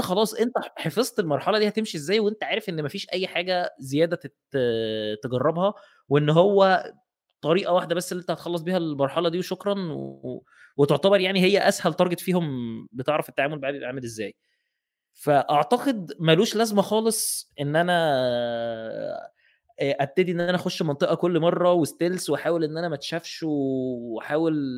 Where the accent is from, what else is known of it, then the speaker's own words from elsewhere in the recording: Egypt; احنا عندنا في مصر